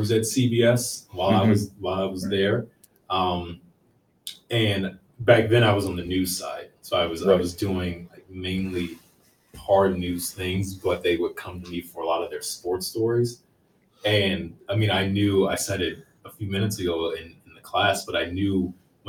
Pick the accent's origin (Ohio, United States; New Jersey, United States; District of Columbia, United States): District of Columbia, United States; Washington; also born or lived in Maryland; grew up in D.C.